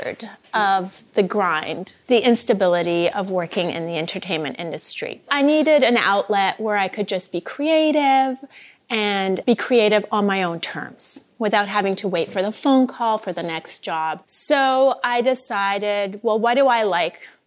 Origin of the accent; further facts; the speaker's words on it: Vancouver, British Columbia, Canada; moved away as an adult; also born or lived in Iran; now in Los Angeles, United States; I grew up in Vancouver, BC.